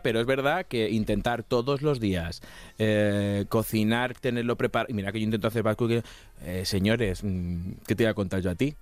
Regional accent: Castilla-La Mancha, Spain; soy de Castilla-La Mancha, que allí somos chiquiticos.

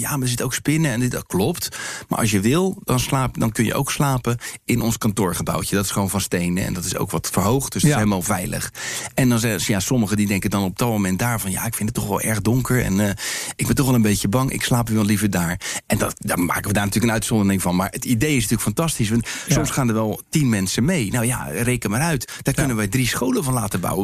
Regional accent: Rotterdam, South Holland, Netherlands; waar ik vandaan kom, uit Rotterdam

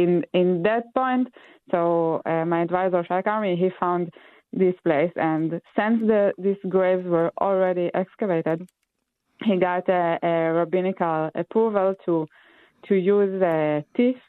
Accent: Israel; moved away; I'm from Israel originally

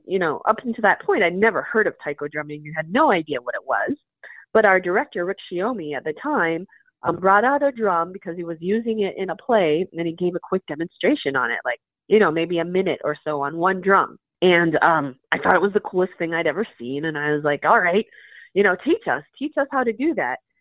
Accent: Minot, North Dakota, United States; moved away as an adult; also born or lived in South Korea; now in Minneapolis, United States; I'm a Korean adoptee, and I grew up in Minot, North Dakota

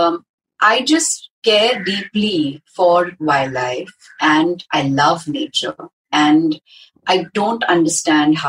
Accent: Hyderabad, Telangana, India; growing up in Hyderabad, going to a school like Vidyaranya

